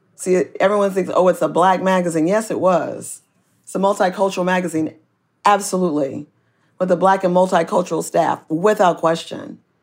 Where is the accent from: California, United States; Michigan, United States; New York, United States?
California, United States; Oakland; I am from Oakland and we have a baseball team and we are really, um, a good and strong community here.